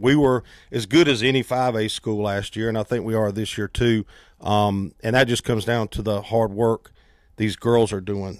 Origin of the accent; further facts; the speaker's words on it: Fort Mill, South Carolina, United States; I, I grew up in Fort Mill, went to the old Fort Mill High School.